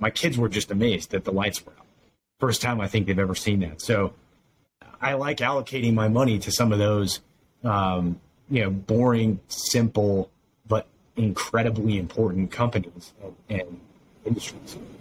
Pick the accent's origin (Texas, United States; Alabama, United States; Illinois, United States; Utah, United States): Utah, United States; now in Idaho, United States; I grew up in Utah